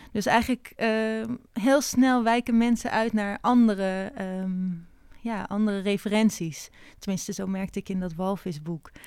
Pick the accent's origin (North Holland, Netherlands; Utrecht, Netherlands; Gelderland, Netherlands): North Holland, Netherlands; Haarlem; ik ben in Haarlem opgegroeid